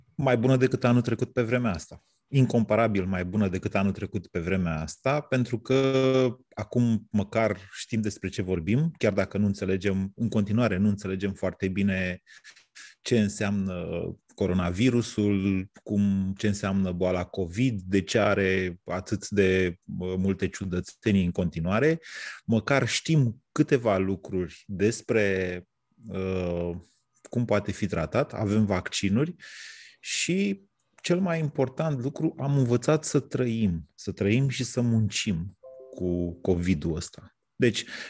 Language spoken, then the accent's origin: Romanian; Romania; noi românii